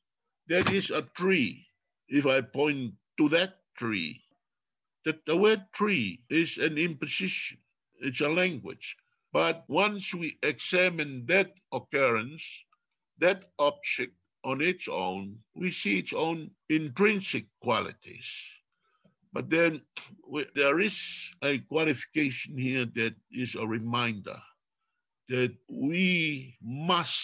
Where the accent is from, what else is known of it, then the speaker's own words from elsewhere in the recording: Tonga; first language Tongan; English is a second language; I am Tongan, and Tongan is my first language